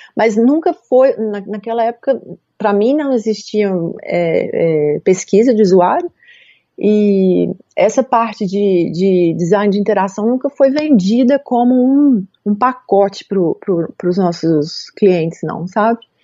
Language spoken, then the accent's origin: Portuguese; Belo Horizonte, Minas Gerais, Brazil; moved away as an adult; also born or lived in Munich, Germany / Gothenburg, Sweden; eu comecei em BH, eu sou de BH